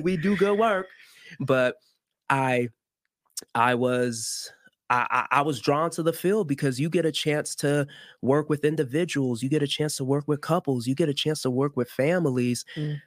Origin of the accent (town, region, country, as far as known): Miami, Florida, United States; born or raised there; accent: American; first language Haitian Creole; English is a second language; also born or lived in Haiti